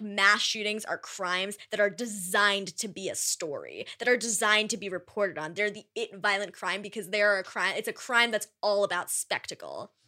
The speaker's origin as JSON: {"language": "English", "region": "East Coast", "country": "United States", "said": "I am from the East Coast"}